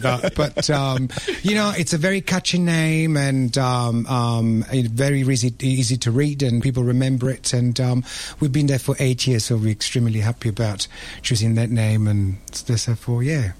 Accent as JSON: {"language": "English", "town": "Rome", "region": "Lazio", "country": "Italy", "also_born_or_lived": "London, United Kingdom", "moved": "yes", "lives_now": "Melbourne, Australia", "said": "Now I'm Italian. I'm from Rome."}